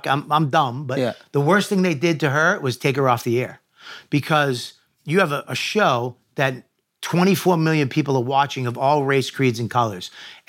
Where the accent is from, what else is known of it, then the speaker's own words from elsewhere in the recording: Boston, Massachusetts, United States; I'm from Boston, Irish Catholic